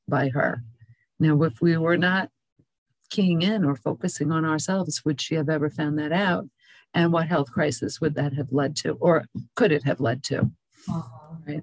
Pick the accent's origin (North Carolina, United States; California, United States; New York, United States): New York, United States; moved away; also born or lived in Pinellas County, Florida; I come from New York originally